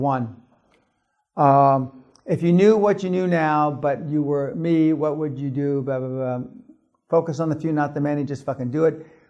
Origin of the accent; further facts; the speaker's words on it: Germany; I grew up in German middle class.